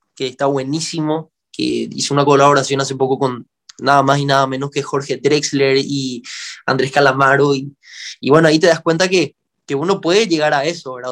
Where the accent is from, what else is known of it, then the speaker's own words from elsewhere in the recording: Paraguay; aquí en Paraguay